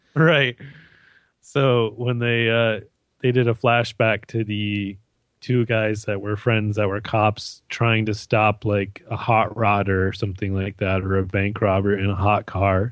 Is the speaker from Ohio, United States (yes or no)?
no; Michigan, United States; moved away as an adult; now in Canada; I'm American stuck in Canada.